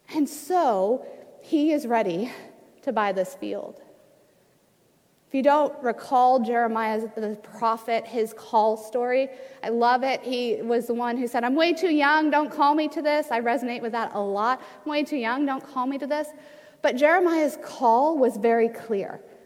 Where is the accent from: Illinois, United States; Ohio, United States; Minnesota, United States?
Ohio, United States; moved away as an adult; now in Washington, United States; This is my home state of Ohio.